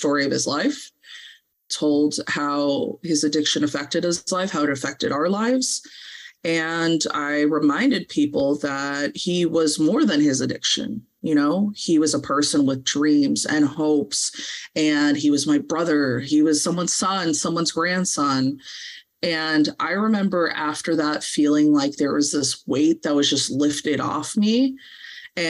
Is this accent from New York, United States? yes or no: no; Santa Monica, California, United States; moved away; We're originally from LA. We're from Santa Monica